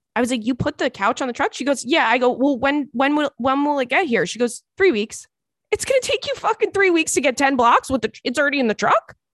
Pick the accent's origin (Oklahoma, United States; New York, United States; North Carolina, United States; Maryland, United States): New York, United States; Long Island; now in Brooklyn, United States; I grew up on Long Island, so I've, like, been, you know, living in New York my whole life, but I moved to Brooklyn in, in, in two thousand and eight.